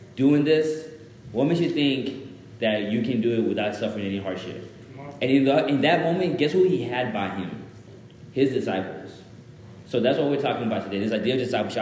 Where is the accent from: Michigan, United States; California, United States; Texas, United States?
Texas, United States; Dallas; English is a second language; also born or lived in Zimbabwe; I was born in Zimbabwe, moved to America when I was like seven years old. Grew up in, then from there I was in Dallas, and I was like a little ghetto kid in Dallas